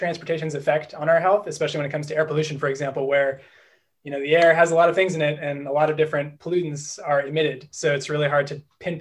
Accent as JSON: {"language": "English", "town": "Berkeley", "region": "California", "country": "United States", "tie": "born or raised there", "moved": "yes", "lives_now": "Boston, United States", "said": "I'm actually a California native, although I'm currently based in Boston. I'm originally from Berkeley"}